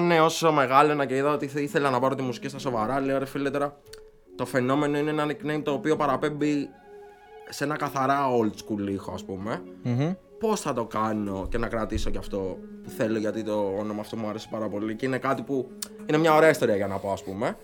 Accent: Chalcis, Central Greece, Greece

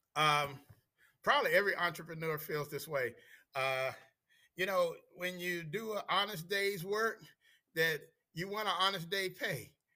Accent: Washington, District of Columbia, United States; born and raised in D.C.

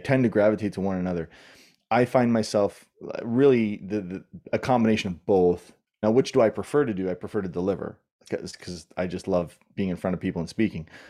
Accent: Southern Ontario, Canada; moved away as an adult; also born or lived in New York / California / Australia; I grew up in Southern Ontario, in Canada

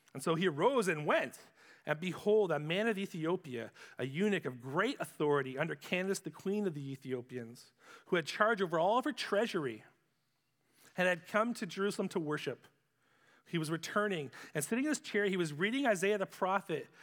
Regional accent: Ipperwash, Ontario, Canada; also born or lived in Sarnia; where I grew up in Ipperwash

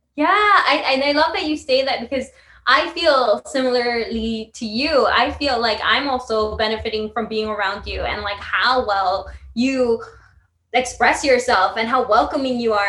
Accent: New York City, New York, United States; also born or lived in Italy; now in New York City, United States; my hometown's new york but my home is italy

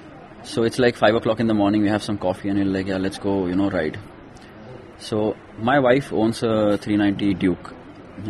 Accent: Kolhapur, Maharashtra, India; I grew up in Kolhapur.

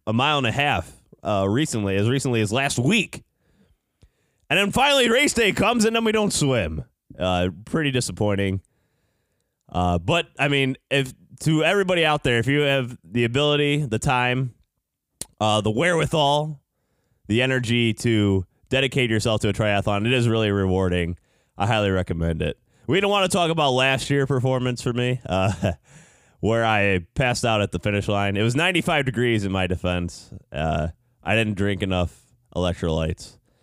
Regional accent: Chicago, Illinois, United States; in Chicago here today, I'm from Chicago

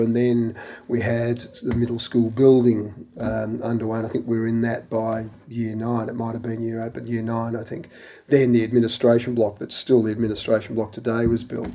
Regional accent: Kilsyth, Victoria, Australia; also born or lived in England / Toorak / Hampton; I grew up on uh, in Kilsyth, uh, in an area in Kilsyth which was 10 acres upwards

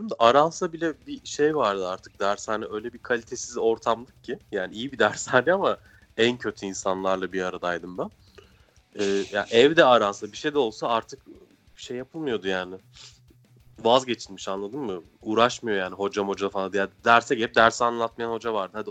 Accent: Istanbul, Turkey; Oğlum ben İstanbulluyum zaten. Nereden çıktı bizim Ankaralı olduğumu mu zannediyorsun?

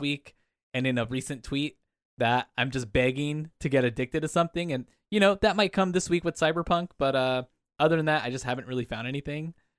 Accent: Anaheim, California, United States; I grew up around Disneyland

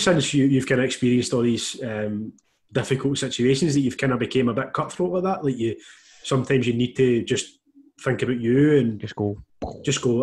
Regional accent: Glasgow, Scotland, United Kingdom; I'm from Glasgow

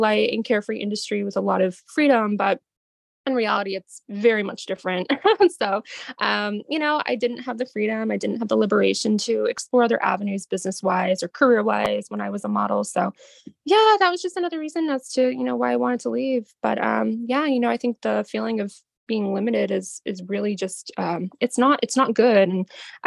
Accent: Boston, Massachusetts, United States; now in Boston, United States; I am from Boston. I live in Boston

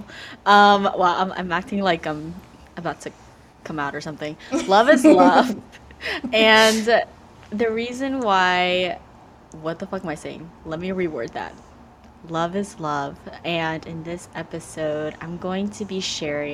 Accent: United States; first language Vietnamese; English is a second language; being a child of immigrant parents, growing up in the United States

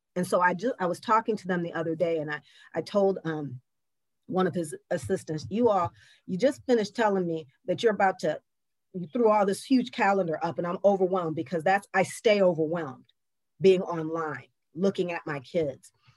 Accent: Lansing, Michigan, United States; now in Detroit, United States; I grew up in Lansing where there were some kids who looked like me and some kids who didn't

